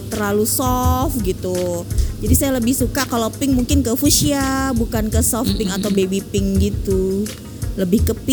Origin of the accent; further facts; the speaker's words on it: Palangkaraya, Central Kalimantan, Indonesia; SMP itu di uh, Kalimantan Tengah tepatnya kota Palangkaraya.